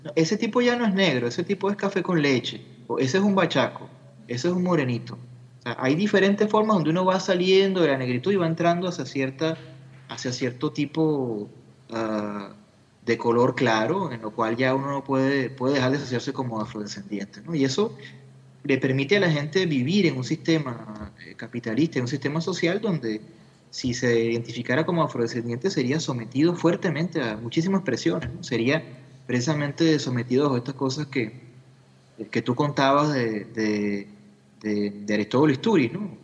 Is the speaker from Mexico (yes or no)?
no; Venezuela; como venezolanos